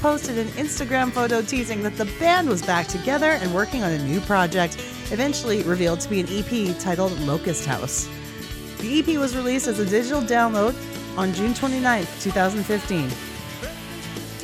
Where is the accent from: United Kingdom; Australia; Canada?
Canada; also born or lived in Alberta; I'm from Canada. This is Canadian, and we're in a province called Alberta